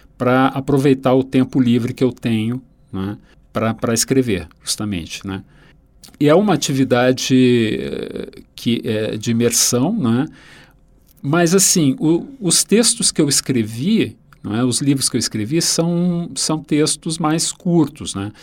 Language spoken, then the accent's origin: Portuguese; Rio Grande do Sul, Brazil; um autor da minha terra